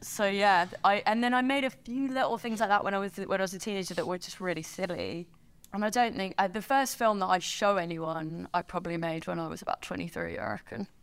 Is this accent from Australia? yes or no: no; France; moved away; I grew up in France.